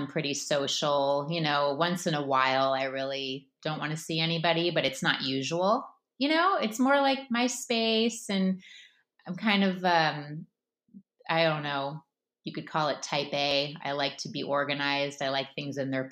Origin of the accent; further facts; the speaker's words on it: Palos Verdes, California, United States; also born or lived in Berkeley; now in San Francisco, United States; originally, I'm from a town called Palos Verdes in LA, and my parents still live there